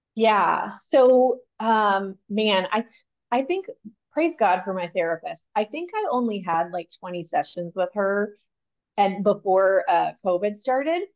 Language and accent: English; Texas, United States; also born or lived in Pennsylvania; I grew up in Texas. Texas is home. I landed here by first grade.